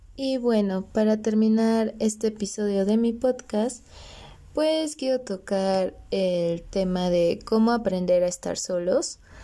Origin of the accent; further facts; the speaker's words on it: Orizaba, Veracruz, Mexico; moved away as an adult; also born or lived in Toluca; yo soy de Orizaba, Veracruz y pues para estudiar mi carrera me vine a vivir a Toluca